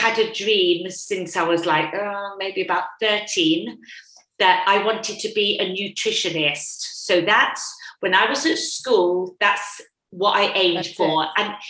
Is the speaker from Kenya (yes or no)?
no; England, United Kingdom; moved away as an adult; now in Australia; Being English